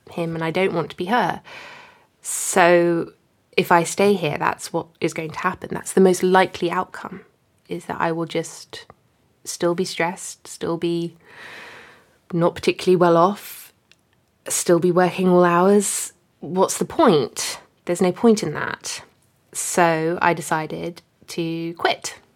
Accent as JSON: {"language": "English", "country": "Hong Kong", "tie": "born or raised there", "lives_now": "United Kingdom", "said": "Hong Kong."}